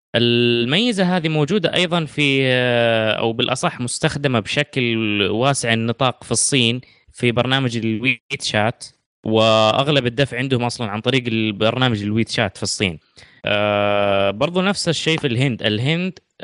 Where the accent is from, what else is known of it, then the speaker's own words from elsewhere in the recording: Saudi Arabia; عندنا في السعوديه